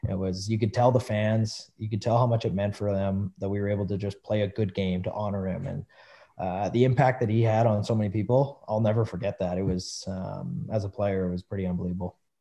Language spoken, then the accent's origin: English; Western Canada, Canada; I'm a Western boy